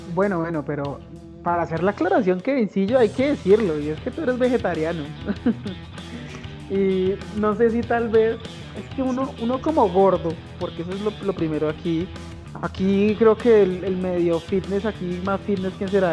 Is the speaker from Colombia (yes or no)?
yes; Bogotá, Bogotá Capital District, Colombia; soy un pésimo bogotano